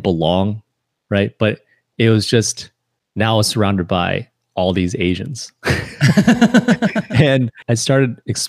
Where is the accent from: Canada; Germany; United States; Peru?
United States; Michigan; because when people ask, "Oh, where you're from?" the simplest answer would be Detroit. But you know, we're 25 miles from Detroit. We're not from Detroit.